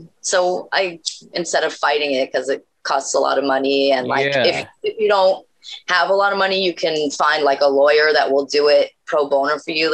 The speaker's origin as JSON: {"language": "English", "region": "Western Massachusetts", "country": "United States", "also_born_or_lived": "upstate New York", "said": "I'm from Western Mass."}